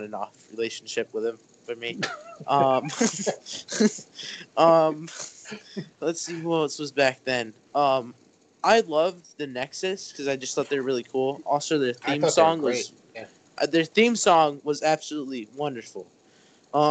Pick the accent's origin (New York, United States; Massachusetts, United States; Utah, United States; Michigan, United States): Massachusetts, United States; Springfield; I'm from Springfield